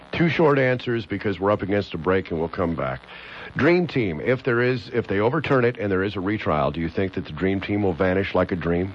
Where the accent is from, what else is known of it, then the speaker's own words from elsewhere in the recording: Los Angeles, California, United States; moved away; I was from California